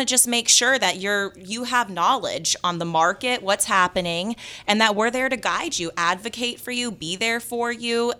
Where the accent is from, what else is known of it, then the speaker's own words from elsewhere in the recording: Las Vegas, Nevada, United States; moved away; I'm from Las Vegas